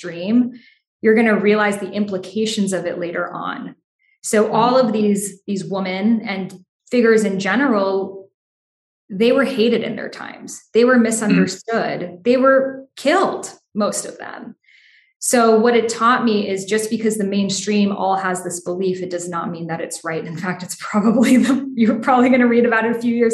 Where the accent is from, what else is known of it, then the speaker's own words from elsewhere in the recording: Boston, Massachusetts, United States; I grew up in Boston, there's such immense history there